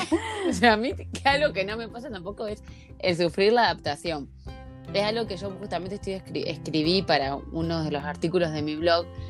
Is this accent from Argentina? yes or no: yes; Santa Fe, Argentina; moved away as an adult; also born or lived in Ireland; now in Denmark; Yo me crié en un pueblo, soy de Santa Fe